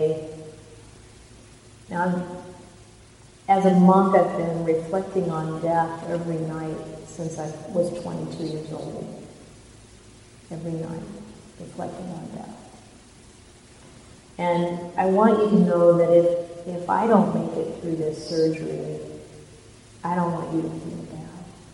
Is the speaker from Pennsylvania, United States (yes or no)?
no; Indiana, United States; now in Mountain View, United States; the same state I grew up in Indiana.